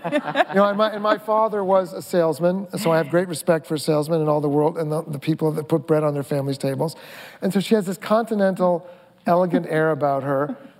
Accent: Mamaroneck, New York, United States; also born or lived in Brooklyn; I'm from Mamaroneck. I, we broke out of Brooklyn and went to the suburbs

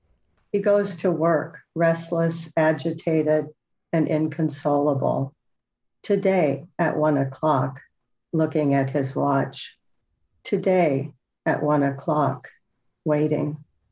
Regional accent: North Dakota, United States; moved away as an adult; also born or lived in Zambia / Indonesia / United Kingdom / Netherlands; I grew up in North Dakota and married a man from the Netherlands.

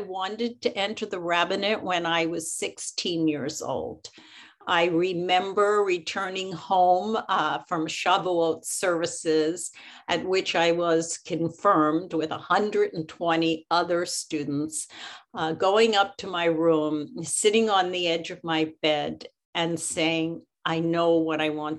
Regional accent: Philadelphia, Pennsylvania, United States; I grew up in Philadelphia, and I belonged to Congregation Knesset Israel, okay, which was a Reform congregation

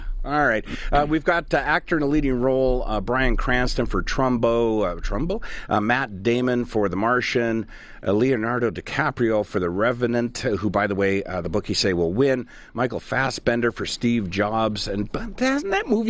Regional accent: Canada; I am a Canadian entertainer, so there's always the hope that nobody knows who I am

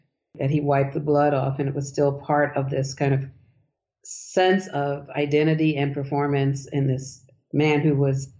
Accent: Pennsylvania, United States; also born or lived in Beaufort, South Carolina (family); I'm from Pennsylvania, and he was from Pennsylvania. In Pottsville, as they say, which when I grew up, it was Pottstown.

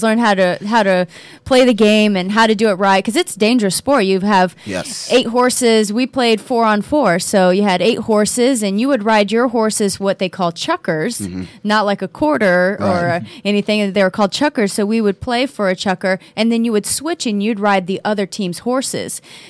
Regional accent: Oklahoma, United States; So my background is I grew up in Oklahoma, and most people obviously think of Oklahoma as being the country, and it is.

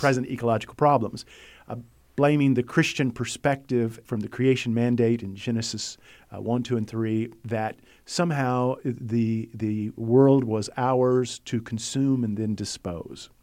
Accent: United States; I'm an American who lives in a first world environment

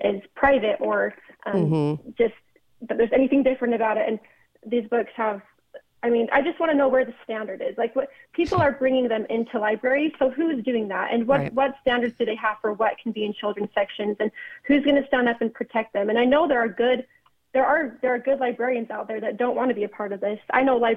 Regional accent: Orem, Utah, United States; my dad's on the city council, in my hometown in Orem, Utah

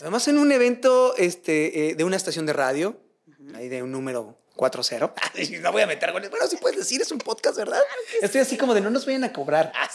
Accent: Michoacán, Mexico; yo que soy de Michoacán

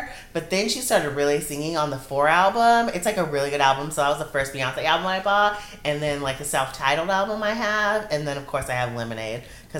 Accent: California, United States; we're from California.

